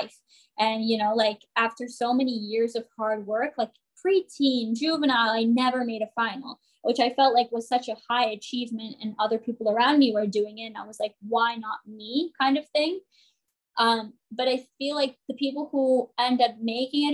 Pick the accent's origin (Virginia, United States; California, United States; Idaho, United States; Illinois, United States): California, United States; San Jose; moved away as an adult; now in New Jersey, United States; growing up in Bay Area, California